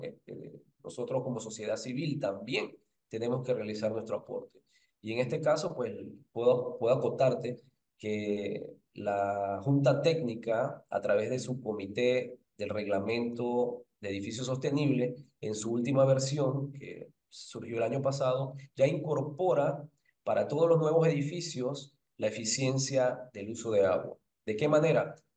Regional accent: Panama; como panameños

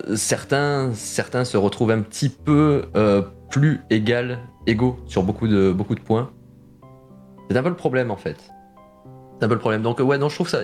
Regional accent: Marseille, Provence-Alpes-Côte d'Azur, France; moved away; j'ai passé une partie de mon enfance à Marseille

